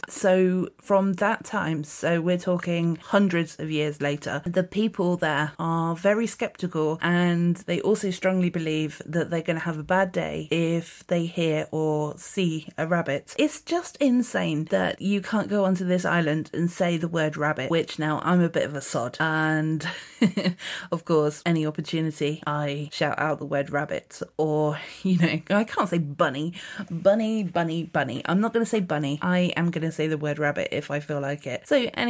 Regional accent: South West England, United Kingdom; accent: Dorset; like I mentioned in my Dorset accent

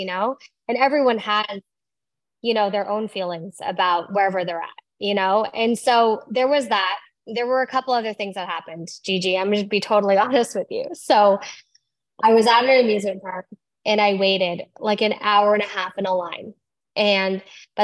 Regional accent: Iowa, United States; I was born in Iowa

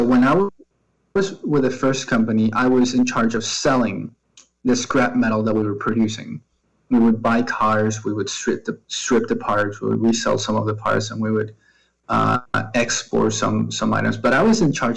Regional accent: Maracay, Aragua, Venezuela; moved away as an adult; also born or lived in Caracas; I was born in Caracas, and then I grew up in a city that's about 2 hours away from Caracas called Maracay.

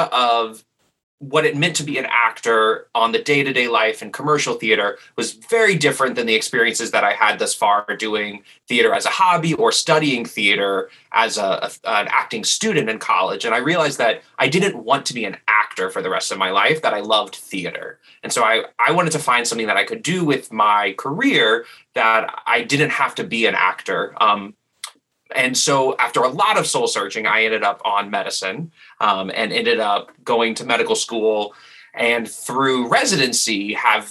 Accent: New Orleans, Louisiana, United States; moved away as an adult; also born or lived in New York; I'm originally from New Orleans

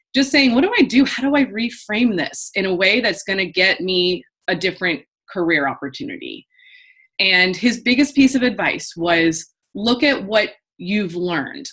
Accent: Midwest, United States; moved away as an adult; also born or lived in Los Angeles; I grew up in the Midwest

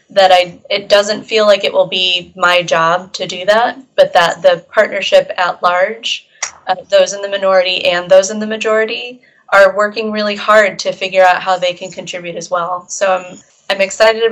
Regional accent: United States; I'm American

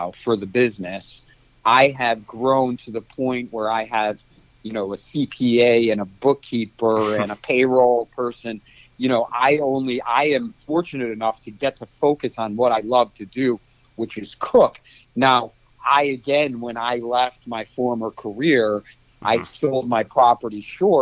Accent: Cleveland, Ohio, United States; moved away as an adult; also born or lived in Kansas; now in San Francisco, United States; I was born in 1974 in Cleveland, and in 1992, I went to the University of Kansas for college

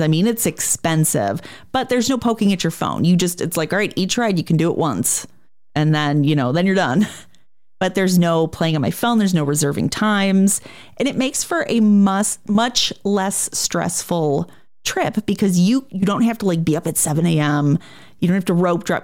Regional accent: Chicago, Illinois, United States; I'm from Chicago

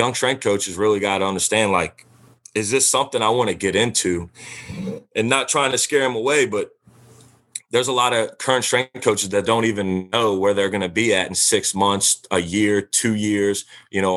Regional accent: Louisiana, United States; I'm from Louisiana

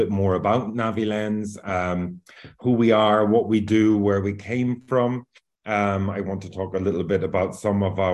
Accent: Northern Ireland, United Kingdom; now in Valencia, Spain; I'm actually originally from Northern Ireland, but I currently live here in Valencia in Spain.

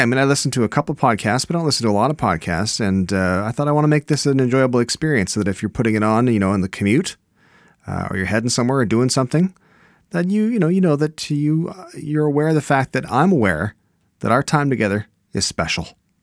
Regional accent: Canada; I'm Canadian

